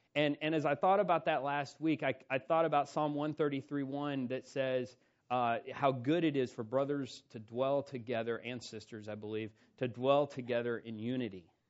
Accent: South Carolina, United States; moved away; I come from South Carolina

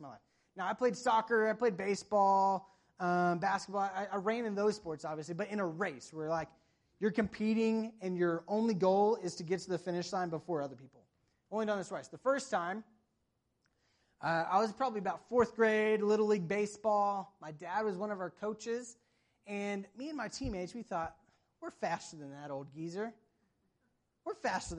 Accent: the South, United States; moved away; I'm from the South where it doesn't really snow

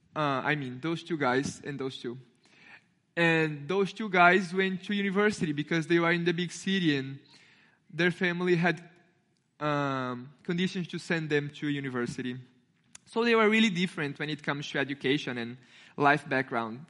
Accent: Brazil; English is a second language; now in United States; I have an accent, because I'm not, I'm not American. I'm from Brazil

